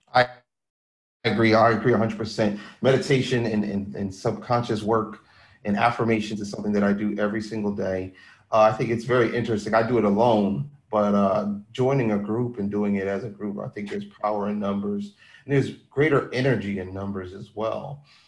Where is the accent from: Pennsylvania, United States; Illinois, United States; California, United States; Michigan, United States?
Pennsylvania, United States; Philadelphia; me being from Philly